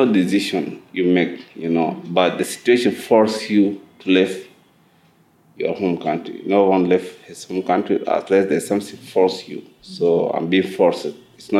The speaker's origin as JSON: {"language": "English", "country": "South Sudan", "moved": "yes", "lives_now": "Egypt", "said": "I am from South Sudan. I've been a refugee here in Egypt for now 20 years."}